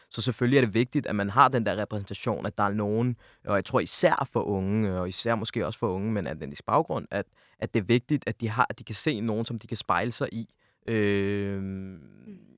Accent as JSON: {"language": "Danish", "region": "Zealand", "country": "Denmark", "tie": "born or raised there", "said": "Altså mit ophav eller min opvækst var jo i Region Sjælland"}